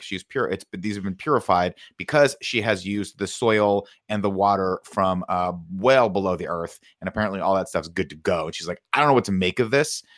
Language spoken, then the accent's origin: English; Riverside, California, United States; growing up in Riverside